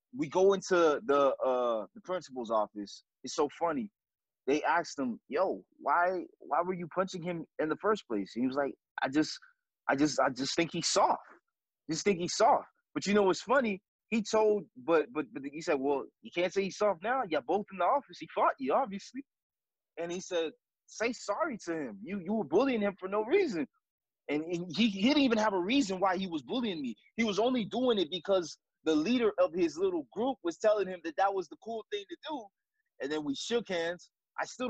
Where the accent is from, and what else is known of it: North Miami, Florida, United States; born or raised there; also born or lived in Haiti